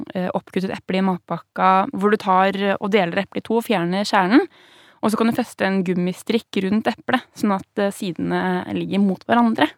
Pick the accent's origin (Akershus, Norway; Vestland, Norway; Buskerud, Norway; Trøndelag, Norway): Akershus, Norway; Vestby; i Vestby, der jeg vokste opp